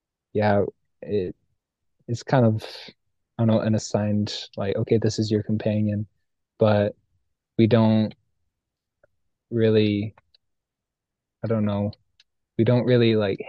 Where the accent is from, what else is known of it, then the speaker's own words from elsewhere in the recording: McCammon, Idaho, United States; So I am from McCammon, Idaho. It's a small town south of Pocatello.